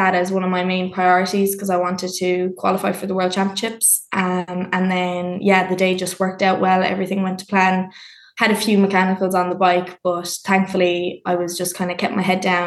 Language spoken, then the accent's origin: English; West Cork, Munster, Ireland; I'm from West Cork